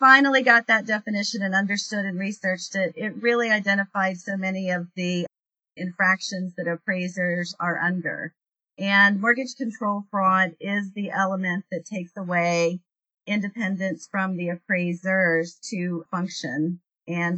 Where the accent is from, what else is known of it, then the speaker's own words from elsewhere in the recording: West Virginia, United States; working in my hometown